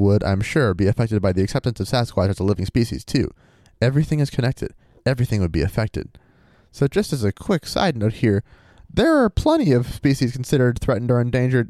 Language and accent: English; Ohio, United States; As most of you probably knew, or as most of you probably know, I grew up in Ohio.